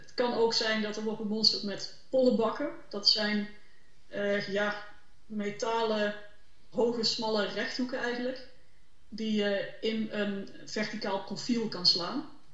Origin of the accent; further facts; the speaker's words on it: Limburg, Netherlands; ik zelf ook uit Limburg kom